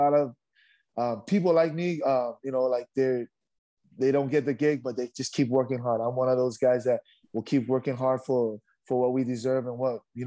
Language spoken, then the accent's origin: English; Hawaii, United States; moved away as an adult; also born or lived in Upolu, Samoa; now in Utah, United States; born and raised in Hawaii for a little. So I was raised in Hawaii for about maybe 4 years. And then I moved to Samoa, Western Samoa in Upolu for me and my brother.